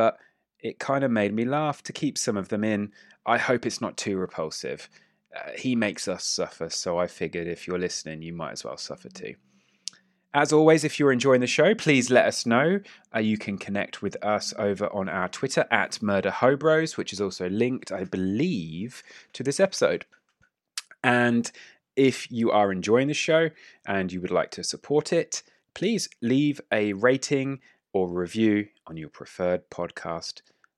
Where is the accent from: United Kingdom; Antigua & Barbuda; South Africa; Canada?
United Kingdom; England; We are five boys from Britain, specifically England